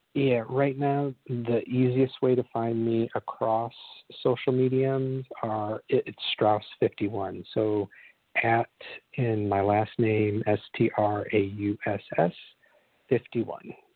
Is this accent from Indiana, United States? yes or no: yes; Michigan City, Indiana, United States; my hometown of Michigan City, Indiana, where I grew up